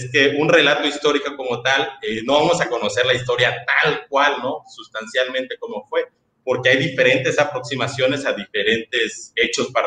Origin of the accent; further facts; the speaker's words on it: Mexico; como sociedad, o como nación, o como mexicanos que nos